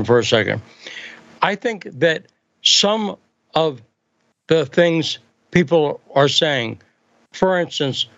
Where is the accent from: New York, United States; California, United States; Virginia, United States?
California, United States; Northern; moved away; growing up in Northern California